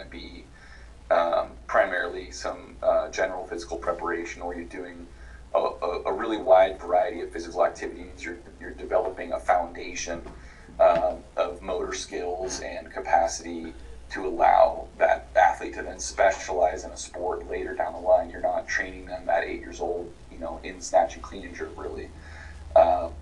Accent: West Coast, United States; I'm from the West Coast

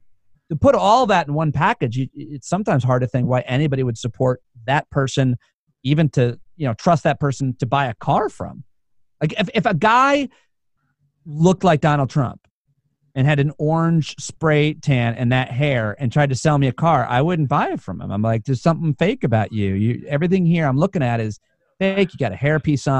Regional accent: New York, United States; Being a New Yorker

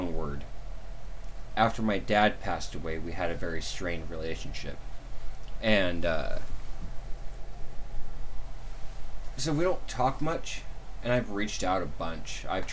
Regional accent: The Dalles, Oregon, United States; I was born in The Dalles, Oregon.

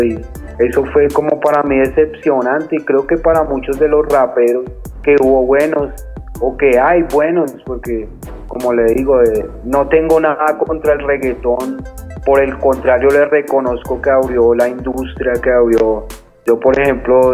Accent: Bogotá, Colombia; Yo soy nacido en la ciudad de Bogotá y soy del barrio Las Cruces

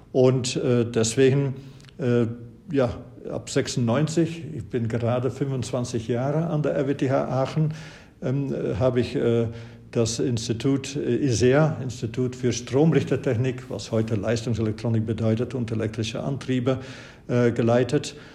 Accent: Flanders, Belgium; Und Sie wissen, ich habe studiert an der Universität Löwen in Belgien. Ich stamme aus Flandern

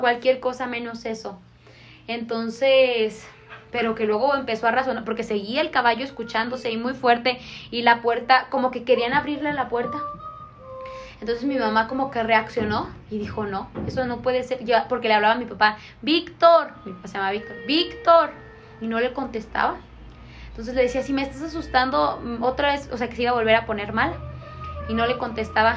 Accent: Manuel Doblado, Guanajuato, Mexico; yo soy de Doblado

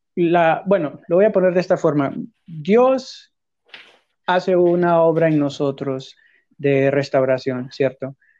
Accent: Honduras; de hecho soy de Honduras también

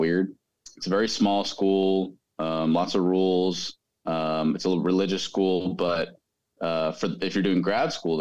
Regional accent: Austin, Texas, United States; I'm originally from Austin, Texas. I grew up playing with kids like Cooper Dossi

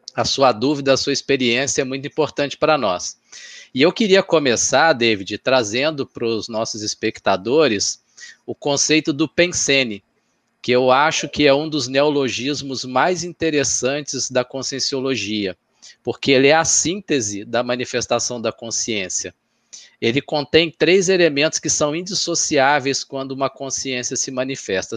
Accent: Minas Gerais, Brazil; sou mineiro, nasci lá

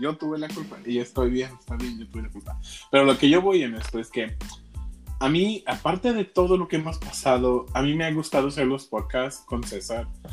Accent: Mexico; yo soy un mexicano muy raro

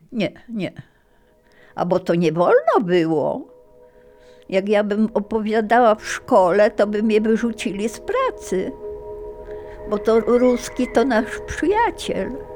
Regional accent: Ziębice, Lower Silesian Voivodeship, Poland; also born or lived in Marianka, near Ternopil (born / now Ukraine) / USSR (deportation, about 6 years) / Kłodzko / Wrocław; ten kościółek był w Ziembicach właśnie, tam gdzie mieszkaliśmy

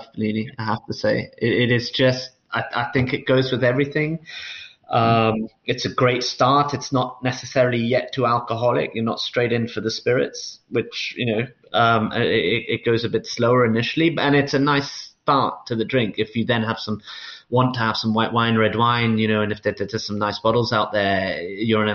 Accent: London, United Kingdom; moved away as an adult; I grew up in London, really, for the first 18 years of my life, literally since almost I was born

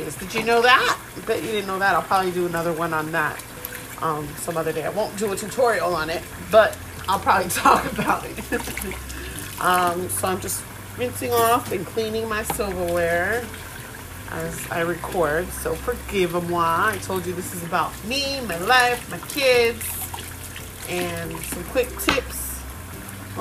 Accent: United States; I'm American, born here, but my dad is Puerto Rican, and my mommy is Haitian.

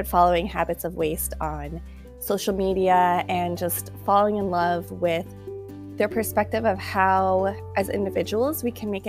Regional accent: United States; being from American and from the United States

